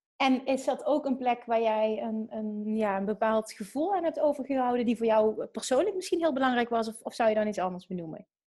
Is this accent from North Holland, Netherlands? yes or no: yes; Heemskerk, North Holland, Netherlands; moved away as an adult; also born or lived in Beverwijk; Ik ben in Beverwijk geboren. En in Heemskerk eh, ben ik opgegroeid.